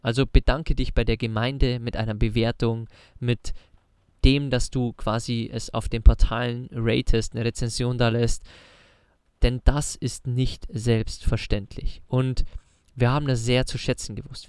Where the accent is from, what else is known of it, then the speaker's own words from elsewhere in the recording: Bavaria, Germany; moved away; zu Hause bei uns in Bayern in den Alpen